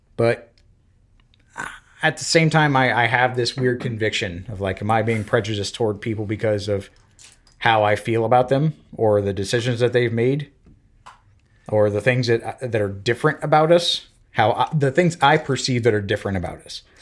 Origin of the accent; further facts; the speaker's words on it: Florida, United States; moved away as an adult; also born or lived in Belgium / Alabama / Washington; I'm from Florida.